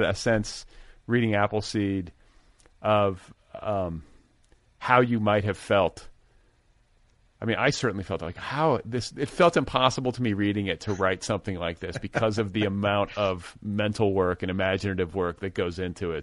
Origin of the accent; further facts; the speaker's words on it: Midwest, United States; now in Los Angeles, United States; I grew up in the Midwest, too